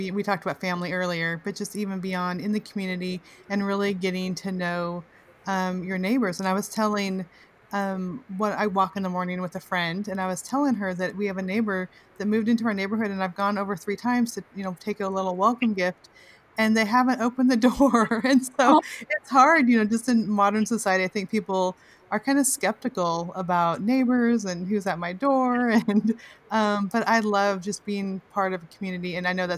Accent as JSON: {"language": "English", "region": "California", "country": "United States", "tie": "born or raised there", "said": "I grew up in California, but we lived close to my grandma"}